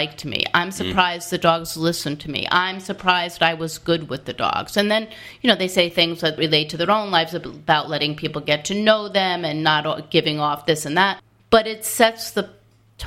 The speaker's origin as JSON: {"language": "English", "area": "outside of Albany", "region": "upstate New York", "country": "United States", "tie": "born or raised there", "said": "I grew up outside of Albany, upstate"}